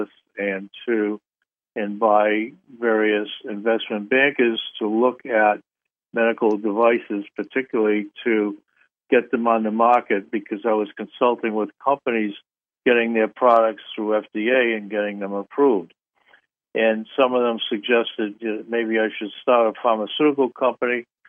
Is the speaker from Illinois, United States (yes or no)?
no; Massachusetts, United States; moved away as an adult; also born or lived in Madison, Wisconsin; I grew up in Massachusetts, about 30 miles from Boston, in a small mill town right on the Rhode Island line.